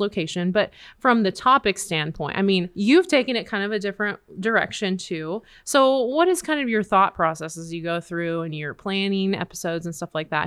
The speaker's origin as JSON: {"language": "English", "region": "Nebraska", "country": "United States", "tie": "born or raised there", "moved": "yes", "lives_now": "Oklahoma, United States", "said": "I grew up in Nebraska"}